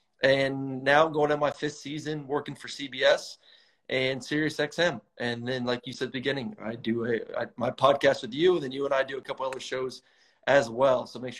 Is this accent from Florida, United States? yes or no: yes; Tampa, Florida, United States; now in Georgia, United States; I'm from Tampa, Florida, born and raised down there. Got an older brother, Josh, younger sister, Stephanie.